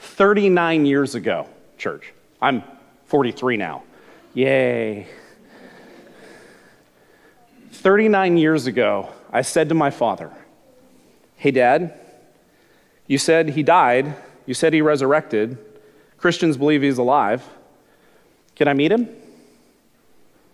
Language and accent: English; Glendale, California, United States; I grew up in Southern California, in Glendale, California